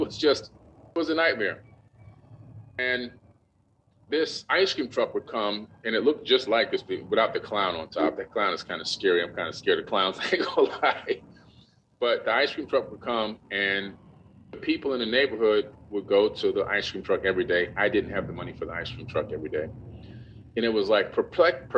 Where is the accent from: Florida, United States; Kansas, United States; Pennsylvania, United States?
Florida, United States; Opa-locka; also born or lived in New York; the city that I grew up